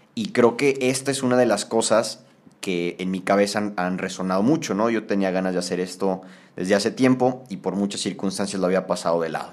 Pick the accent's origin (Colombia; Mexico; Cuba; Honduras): Mexico; Tampico, Tamaulipas; en Tampico, de donde yo soy